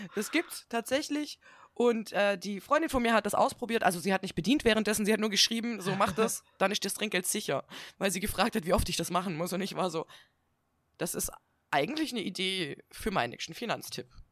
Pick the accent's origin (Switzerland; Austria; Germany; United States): Germany; Swabia, Baden-Württemberg; accent: Swabian; now in Northern Germany, Germany; dann gehe ich wieder in dieses Schwäbeln zurück